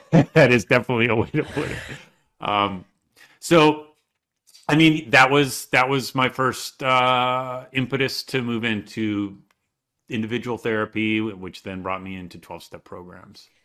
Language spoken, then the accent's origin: English; Michigan, United States; I grew up in Michigan